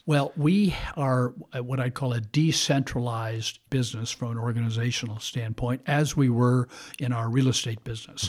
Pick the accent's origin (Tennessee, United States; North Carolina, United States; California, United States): California, United States; Bay Area; I grew up, uh, locally in the Bay Area